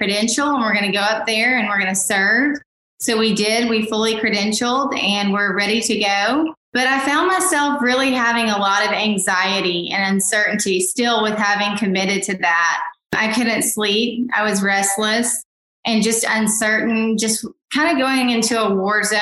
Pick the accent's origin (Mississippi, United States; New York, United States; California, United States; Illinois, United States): Mississippi, United States; also born or lived in Rhode Island / Oregon; now in North Georgia, United States; I'm originally from Mississippi, as I stated before. And now I currently reside in North Georgia